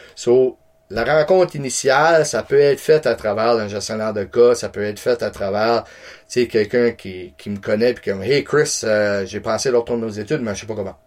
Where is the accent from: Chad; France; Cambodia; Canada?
Canada; Campbellton, New Brunswick; je viens de Camelton